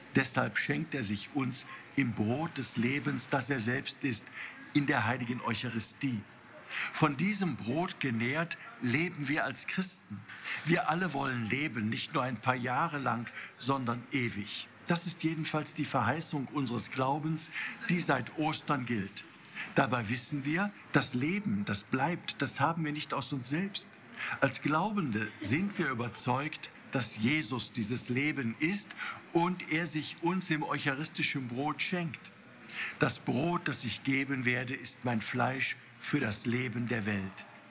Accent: Cologne, North Rhine-Westphalia, Germany; hier bei uns in Köln

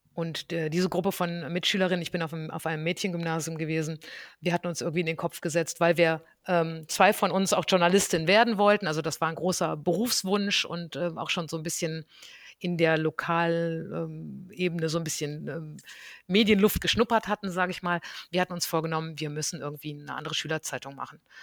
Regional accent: North Rhine-Westphalia, Germany; ich bin, ähm, ganz behütet am Niederrhein aufgewachsen

